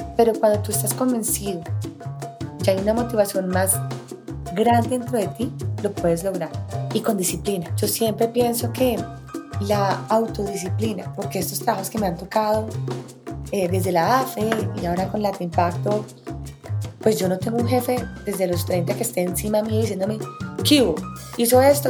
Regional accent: Bogotá, Colombia; Yo soy colombiana, vivo nací en Bogotá, vivo en Bogotá, he vivido la mayoría de mi vida en Bogotá

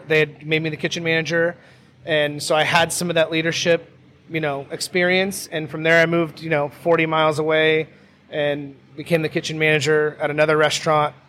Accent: Sandpoint, Idaho, United States; that's where I grew up in Sandpoint, Idaho

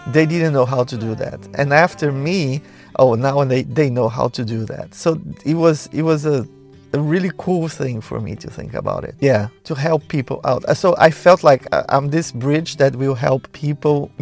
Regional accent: Brazil; also born or lived in Recife, Brazil / São Paulo, Brazil; I was born in Brazil in 1967

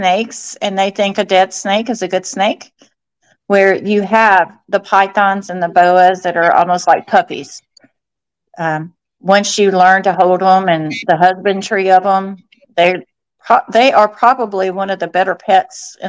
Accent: Alabama, United States; moved away as an adult; also born or lived in Florida; I'm originally from Alabama

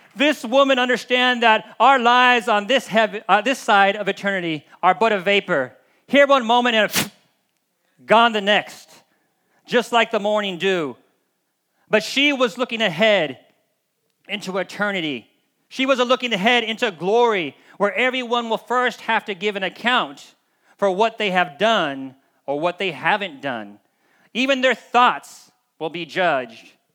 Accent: United States; we as the American or Western body of Christ

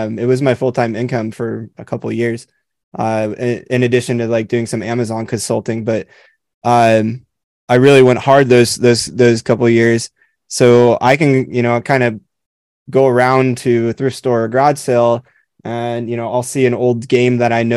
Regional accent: Southern California, United States; I grew up in Southern California.

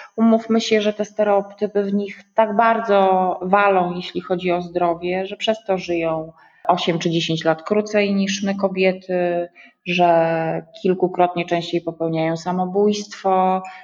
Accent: Słupsk, Pomeranian Voivodeship, Poland; also born or lived in Warsaw; jestem dziewczyną ze Słupska, nie wiem, chodziłam do normalnej podstawówki

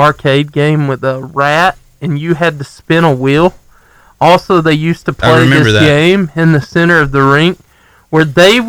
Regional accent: Arab, Alabama, United States; when I was growing up in Arab.

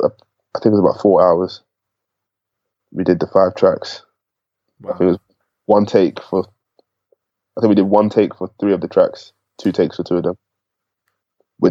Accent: Enfield, London, United Kingdom; I'm from Enfield, I'm from, you know, Ends.

